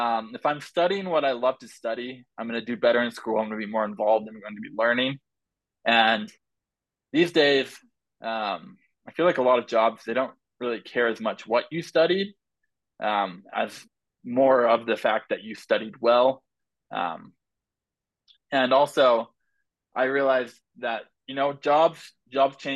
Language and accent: English; Oregon, United States; I grew up in Oregon